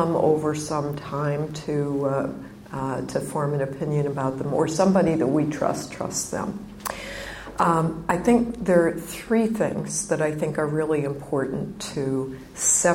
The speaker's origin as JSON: {"language": "English", "region": "Illinois", "country": "United States", "tie": "born or raised there", "said": "I grew up in the Midwest, in Illinois, and when I was a little girl, I liked to garden."}